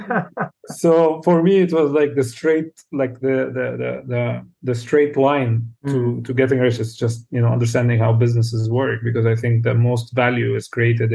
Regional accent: South Lebanon, Lebanon; I was born in Lebanon. In the south of Lebanon, grew up in a relatively poor family.

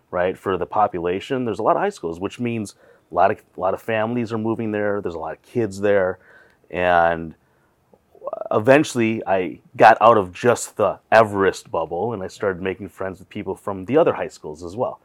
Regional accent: Wausau, Wisconsin, United States; now in Twin Cities, United States; growing up in Wassa

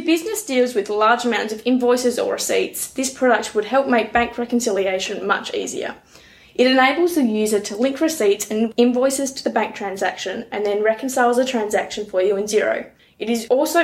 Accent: Badgingarra, Western Australia, Australia; also born or lived in Perth; now in Moora, Australia; I'm originally from Badgingarra

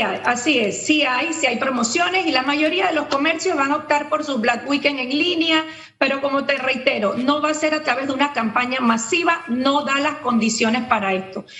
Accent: Panama; todos jugamos como panameños

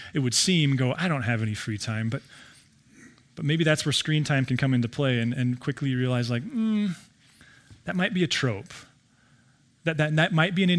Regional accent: Billings, Montana, United States; I grew up in Billings

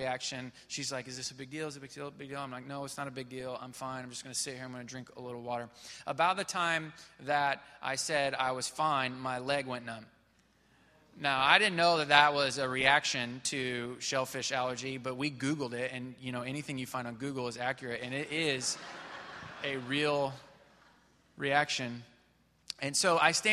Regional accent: Missouri, United States; moved away as an adult; now in Houston, United States; I grew up in Missouri.

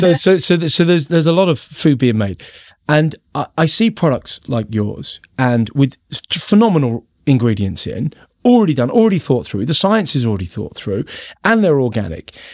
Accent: London, United Kingdom; accent: Cockney; moved away; I'm from Peckham, South East London

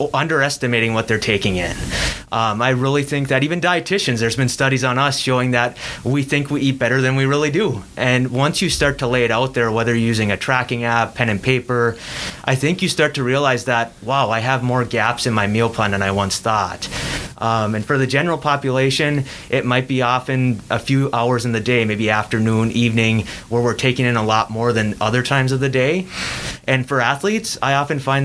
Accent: Iron Mountain, Michigan, United States; moved away as an adult; also born or lived in Kingsford, Michigan; now in Green Bay, United States; I grew up in Iron Mountain, Michigan

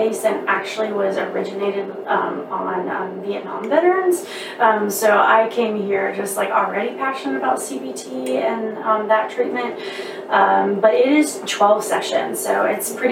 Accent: Charleston, West Virginia, United States; moved away as an adult; now in Charleston, South Carolina, United States; I'm originally from Charleston, West Virginia

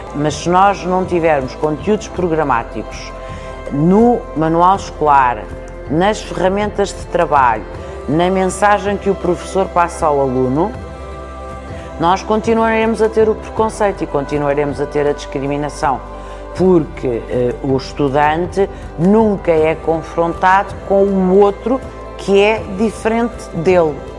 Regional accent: Portugal; enquanto portuguesa

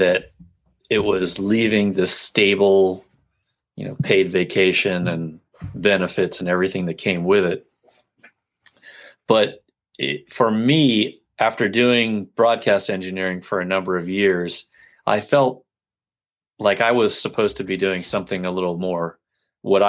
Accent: Florida, United States; I grew up in Florida

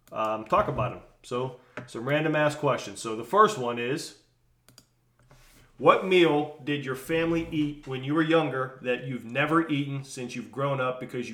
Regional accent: New Kensington area, Pennsylvania, United States; I grew up in the New Kent area

